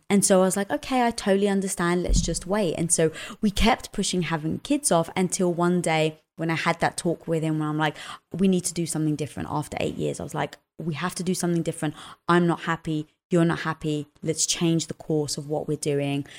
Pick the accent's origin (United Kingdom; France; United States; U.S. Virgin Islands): United Kingdom; London; moved away; also born or lived in Cyprus (family origin); I was brought up in London